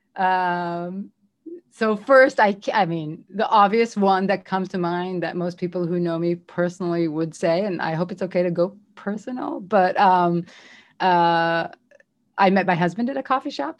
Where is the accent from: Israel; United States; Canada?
Israel; moved away as an adult; I'm from Israel. I'm here on my own.